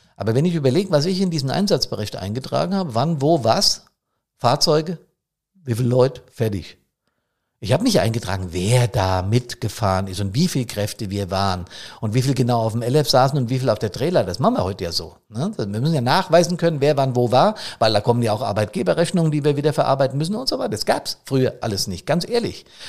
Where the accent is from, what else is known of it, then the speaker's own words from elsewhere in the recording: Main-Taunus district, Hesse, Germany; Der Main-Taunus-Kreis hier für meine Heimatstadt